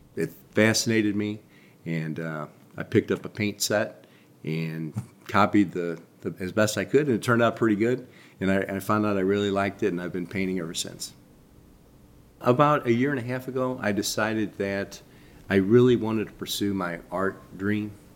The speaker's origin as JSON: {"language": "English", "town": "St. Louis", "region": "Missouri", "country": "United States", "said": "I'm from Saint Louis. I've spent most of my life here"}